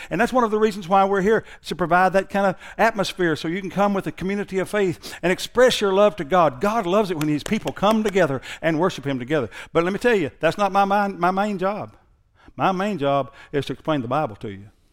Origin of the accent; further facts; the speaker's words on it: Thackerville, Oklahoma, United States; I went to school at Thackerville High. I graduated from there